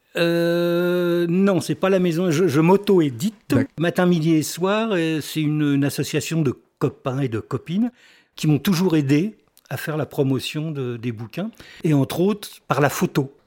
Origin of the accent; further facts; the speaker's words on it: north of Paris, Île-de-France, France; moved away as an adult; now in Île d'Oléron, France; Je suis pas de Paris même